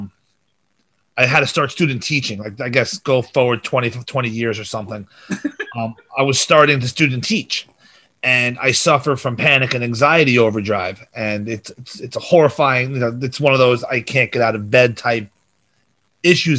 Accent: New York, United States; born or raised there

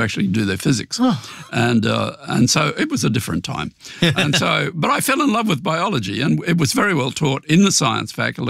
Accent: Brisbane, Queensland, Australia; moved away as an adult; also born or lived in Memphis, Tennessee; I grew up in Brisbane

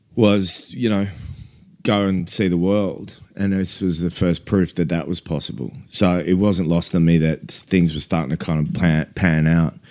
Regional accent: Australia; we're Australian

